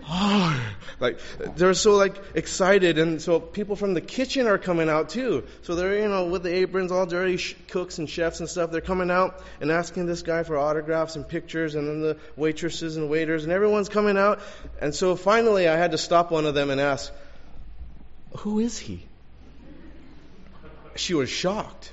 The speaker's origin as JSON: {"language": "English", "town": "Los Angeles", "region": "California", "country": "United States", "tie": "born or raised there", "also_born_or_lived": "La Puente", "said": "I grew up in Elysian Park in L.A. Went to school in La Puente"}